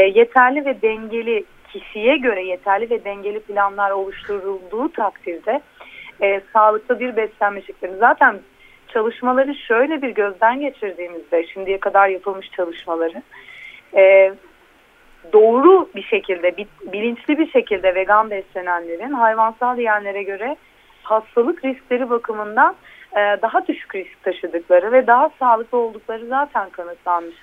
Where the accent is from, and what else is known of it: Antakya, Hatay, Turkey